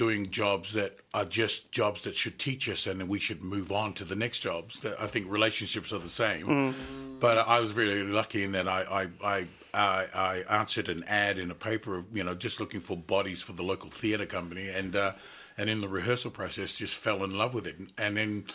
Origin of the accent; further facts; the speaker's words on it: Auckland, New Zealand; now in Australia; I grew up in South Auckland in New Zealand